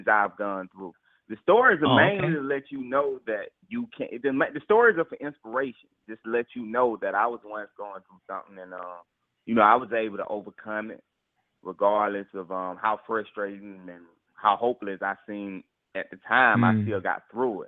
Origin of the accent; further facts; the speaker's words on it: Atlanta, Georgia, United States; I was born and raised in Atlanta, Georgia